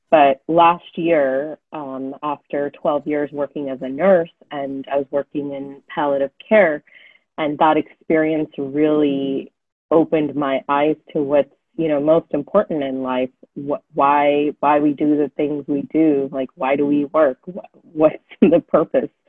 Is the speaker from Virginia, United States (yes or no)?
no; Fremont, California, United States; also born or lived in New York / Los Angeles; And I grew up in Fremont, just outside of San Francisco